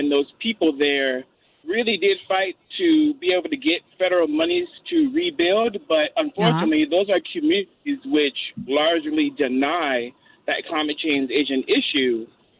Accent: Baton Rouge, Louisiana, United States; And I'm from Baton Rouge, but I do have my grandparents who for many, many generations have lived on the North Shore in Slidell, Louisiana.

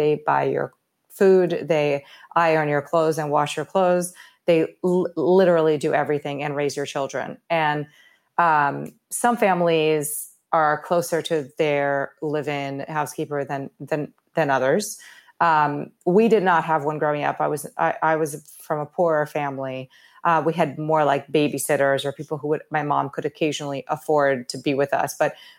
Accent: Rio de Janeiro, Brazil; And I grew up in Rio.

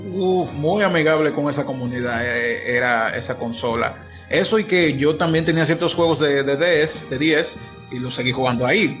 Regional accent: Dominican Republic; yo soy de Dominicana

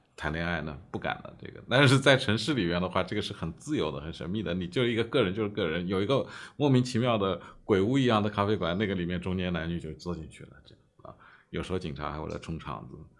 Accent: Suzhou, Jiangsu, China; 我家乡苏州，在我小的时候的话，多少人口？七十万市里面

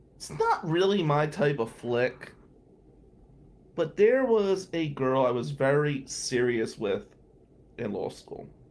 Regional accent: New Jersey, United States; I'm Italian from Jersey

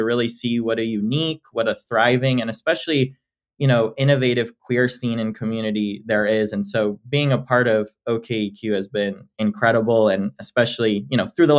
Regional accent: California, United States; born there; also born or lived in Texas, United States; I was born in California, spent a lot of time in Texas, and then, as I mentioned, moved to DC.

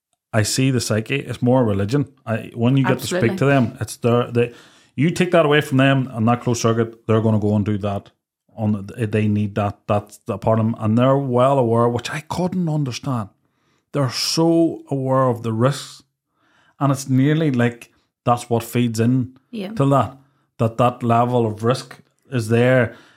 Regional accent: Ballymoney, Northern Ireland, United Kingdom; But we grew up in Ballymoney.

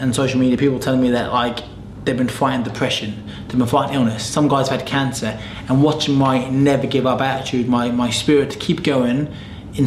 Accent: United Kingdom; as British people

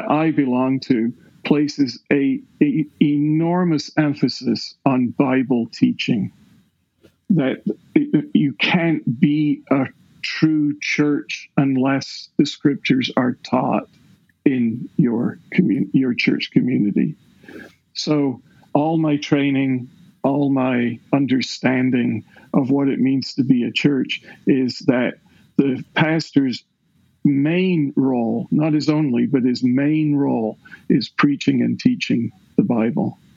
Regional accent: Scotland, United Kingdom; now in Clyde, United States; I was raised in the Episcopal Church of Scotland

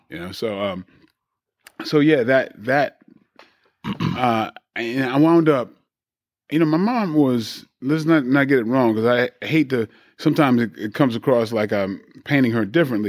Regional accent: Bridgeport, Connecticut, United States; also born or lived in Brooklyn, New York; I grew up in Bridgeport, which was a bankrupt, really violent, prone city

